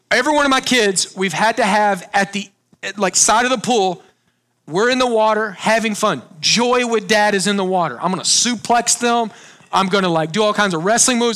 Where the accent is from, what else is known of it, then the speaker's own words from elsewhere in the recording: Texas, United States; I grew up on Lake Texoma, huge lake, about an hour north of Dallas